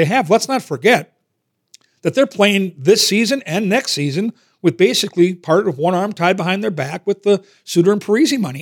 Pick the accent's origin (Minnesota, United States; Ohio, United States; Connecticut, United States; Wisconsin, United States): Minnesota, United States; growing up in Minnesota and playing youth hockey in, in that area